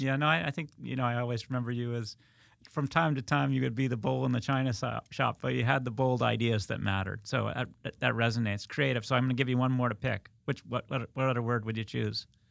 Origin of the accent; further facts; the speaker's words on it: United States; I grew up in Westchester, that's why I, I throw in the wicked.